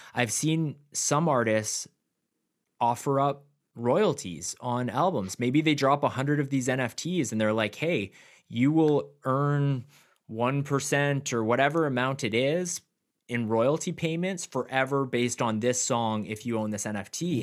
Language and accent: English; Canada; I'm from Canada